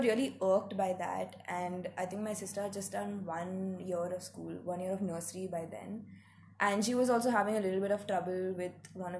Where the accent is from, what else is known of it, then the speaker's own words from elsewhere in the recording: Mumbai, Maharashtra, India; also born or lived in Hyderabad; I am 22 years old. I have been homeschooled. I'm from Bombay. Lived a chunk of my life in Hyderabad as well